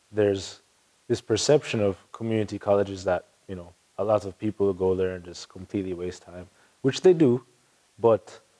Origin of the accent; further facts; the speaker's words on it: Jamaica; moved away; I'm Jamaican